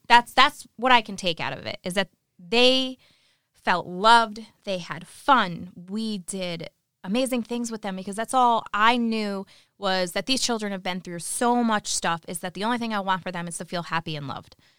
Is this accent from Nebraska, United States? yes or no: no; New York, United States; moved away; I'm from New York. I was from New York